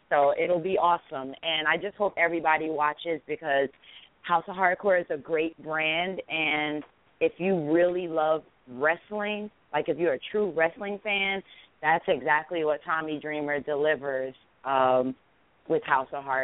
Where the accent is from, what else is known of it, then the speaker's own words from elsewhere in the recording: Morgan, New Jersey, United States; now in Baltimore, United States; I was born and raised in Morgan.